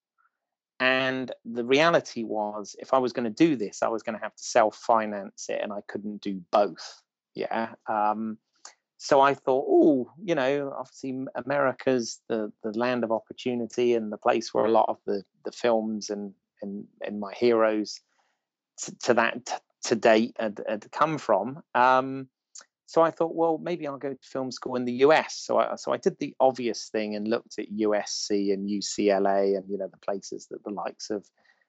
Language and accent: English; Bournemouth, South West England, United Kingdom; I'm from Bournemouth